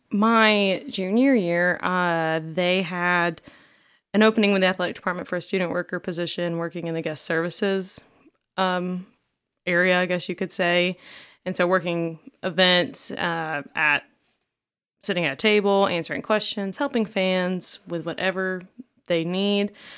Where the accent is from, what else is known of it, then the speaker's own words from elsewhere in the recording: Cartersville, Georgia, United States; moved away as an adult; now in Oxford, United States; I'm originally from Cartersville, Georgia, which is about forty minutes north of Atlanta